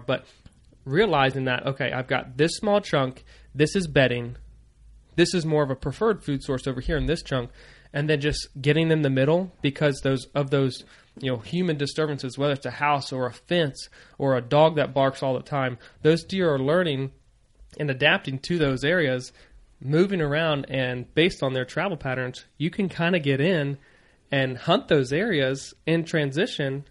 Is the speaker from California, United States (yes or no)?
no; Virginia, United States; moved away as an adult; also born or lived in Maryland; growing up in Virginia